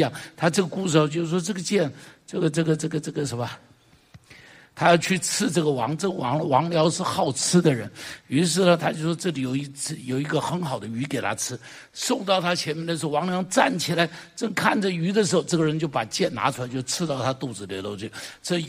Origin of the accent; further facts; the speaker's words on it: China; 你看我们中国人讲侠，对不对？